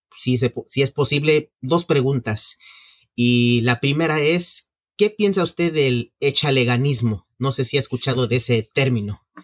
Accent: Mexico; now in New York, United States; soy originalmente mexicano

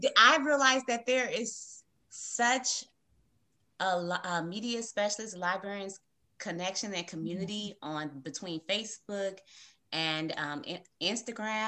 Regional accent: California, United States; now in Georgia, United States; I'm originally from California

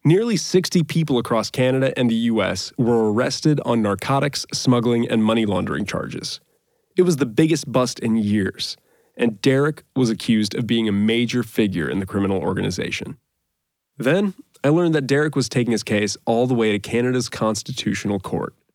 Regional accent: Florida, United States; I grew up in Florida, between the Volusia County Dirt Track and the Daytona Speedway

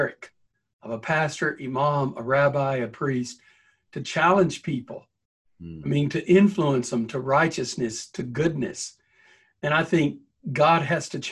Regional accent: the South, United States; I'm a Southerner

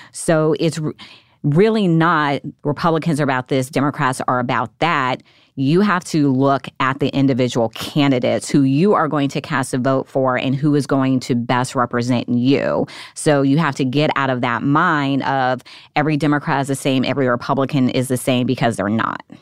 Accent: Nevada, United States; moved away as an adult; now in Washington, D.C., United States; my home State, Nevada

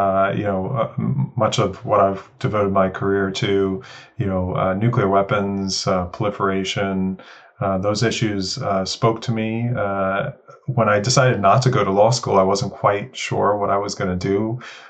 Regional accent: New York City, New York, United States; Yeah, I grew up in Woodhaven, Queens, New York. So in New York City

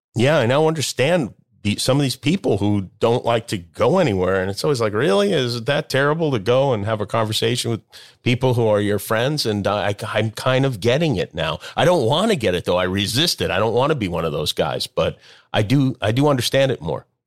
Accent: Las Vegas, Nevada, United States; moved away; I grew up in Las Vegas

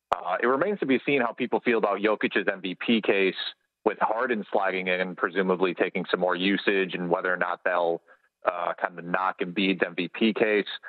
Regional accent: Milwaukee, Wisconsin, United States; I'm from the Milwaukee area

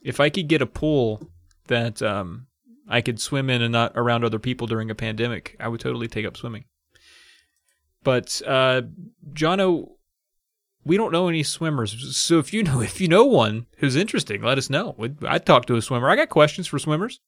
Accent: Appalachian Mountains, United States; we, we grew up in in the Appalachian Mountains

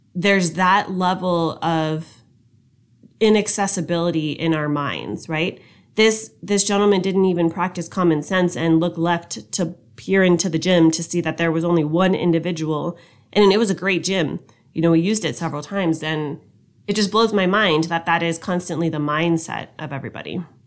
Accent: United States; us being an American

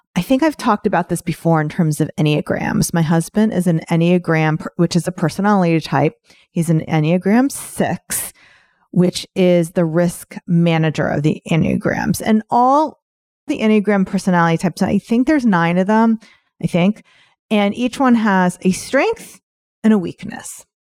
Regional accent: New York, United States; I'm from New York

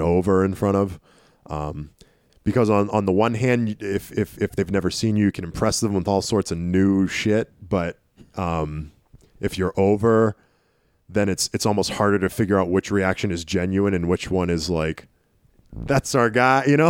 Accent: Tyngsborough, Massachusetts, United States; also born or lived in Nashua, New Hampshire; Lowell, Massachusetts, m, more or less my hometown. I, I mean, I lived in Tingsboro for so long, which is right on the Lowell border

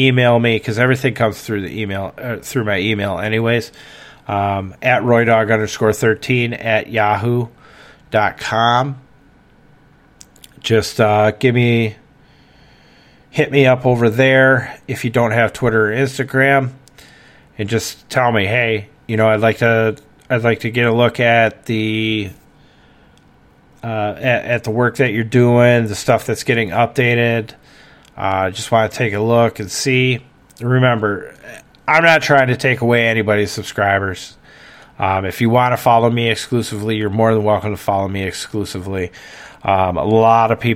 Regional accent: Wisconsin, United States; accent: Wisconsin accent; I'm from Wisconsin. I've lived here all my life. There's nothing I can do. You're getting the Wisconsin accent

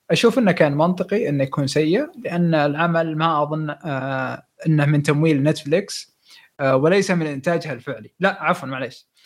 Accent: Syria; now in Germany; من سوريا مقيم في المانيا

